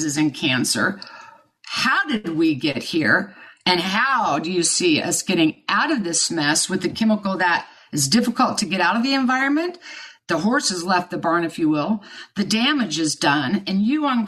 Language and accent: English; Kansas, United States; I was born and raised in Kansas